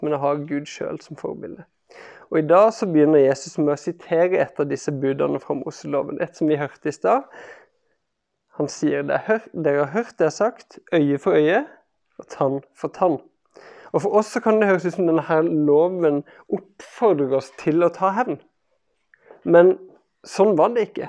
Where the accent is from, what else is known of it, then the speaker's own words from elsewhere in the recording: Kristiansand, Agder, Norway; jeg vokste opp i Kristiansand